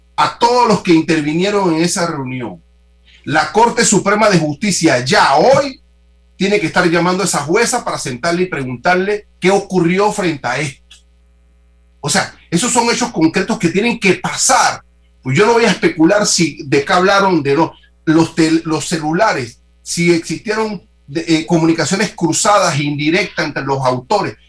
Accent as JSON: {"language": "Spanish", "country": "Panama", "said": "nosotros asumir como panameños"}